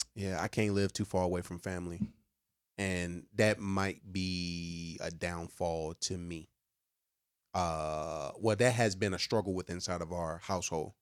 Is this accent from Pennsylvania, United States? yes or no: no; near the North Carolina border, southern Virginia, United States; also born or lived in Alexandria, Virginia; I am not from Fredericksburg. I'm from the dirty, dirty of Virginia